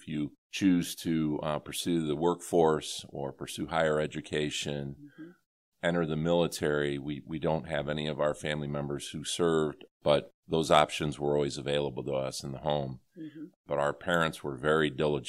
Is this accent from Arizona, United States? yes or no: no; Rossford, Ohio, United States; also born or lived in Erie, Pennsylvania; growing up in that community and learning from the great staff and teachers there